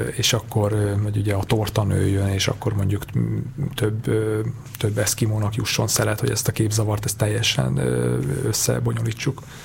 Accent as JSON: {"language": "Hungarian", "country": "Hungary", "moved": "yes", "said": "én, én vidéki vagyok"}